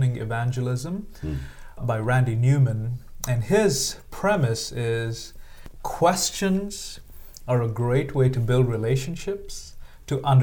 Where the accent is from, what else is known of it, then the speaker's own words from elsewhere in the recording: India; moved away as an adult; I'm from India. I'm an Indian, grew up for the first 22 years of my life in India, came here as a graduate student, and I've been here for the last 15 years.